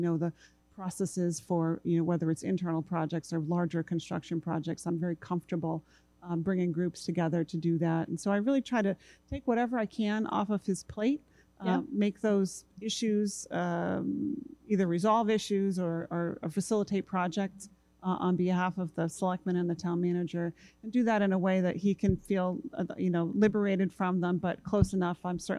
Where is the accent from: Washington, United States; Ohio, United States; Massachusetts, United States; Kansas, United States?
Massachusetts, United States; Marston's Mills; now in Falmouth, United States; I moved to Cape Cod when I was two.